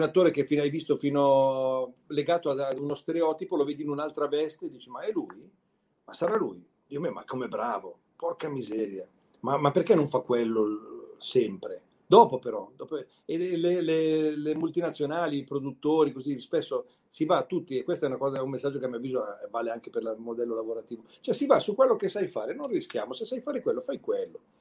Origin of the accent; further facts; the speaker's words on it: Milan, Lombardy, Italy; con la mia melanesità